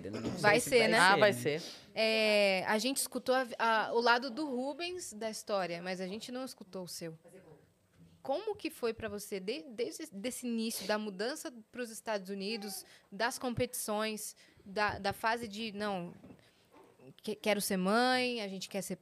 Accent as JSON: {"language": "Portuguese", "town": "Pindamonhangaba", "region": "São Paulo", "country": "Brazil", "also_born_or_lived": "Taubaté", "moved": "as an adult", "lives_now": "United States", "said": "Não, eu sou de Pindamonhangaba."}